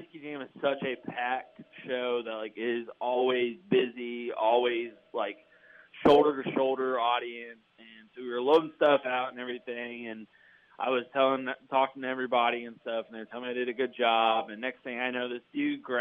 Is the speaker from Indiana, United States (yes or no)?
yes; Terre Haute, Indiana, United States; moved away; my hometown